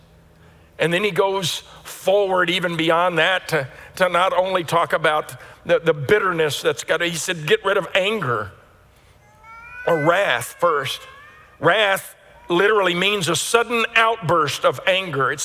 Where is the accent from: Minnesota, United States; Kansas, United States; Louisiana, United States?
Louisiana, United States; I grew up in Louisiana around horses